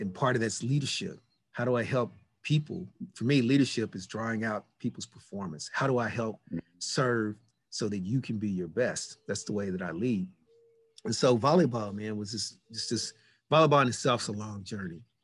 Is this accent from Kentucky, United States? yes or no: yes; Louisville, Kentucky, United States; moved away as an adult; also born or lived in Los Angeles; I grew up in Louisville, Kentucky.